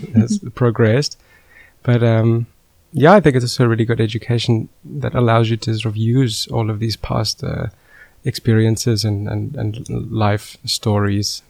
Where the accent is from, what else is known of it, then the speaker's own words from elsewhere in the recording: South Africa; moved away as an adult; now in Netherlands; I am originally from South Africa